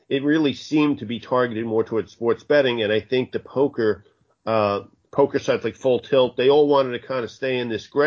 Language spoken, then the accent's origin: English; Bayonne, New Jersey, United States; I'm a guy from Bayonne